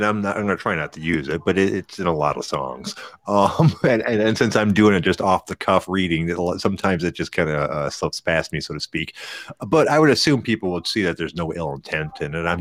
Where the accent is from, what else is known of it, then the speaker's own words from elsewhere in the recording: Detroit, Michigan, United States; I'm from Detroit